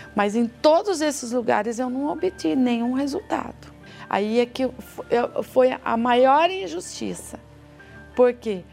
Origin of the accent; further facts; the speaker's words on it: Sorocaba, São Paulo, Brazil; sou de Sorocaba, casada